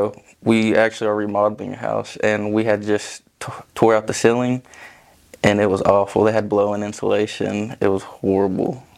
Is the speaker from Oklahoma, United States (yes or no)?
yes; Vian, Oklahoma, United States; Vian, Oklahoma